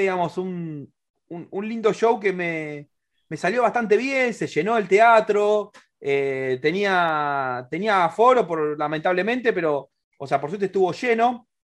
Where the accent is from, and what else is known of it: Argentina